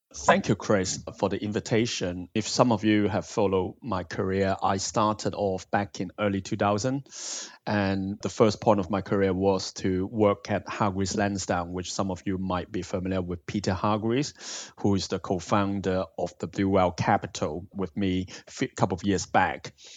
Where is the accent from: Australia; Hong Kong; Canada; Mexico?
Hong Kong; also born or lived in Bristol, United Kingdom; now in United Kingdom; I'm originally from Hong Kong and I've been in the U K for over half of my life now.